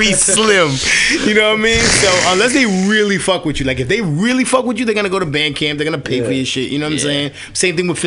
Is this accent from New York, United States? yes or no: yes; New York City, New York, United States; accent: New York; I'm from Washington Heights, Manhattan. So that's right above Harlem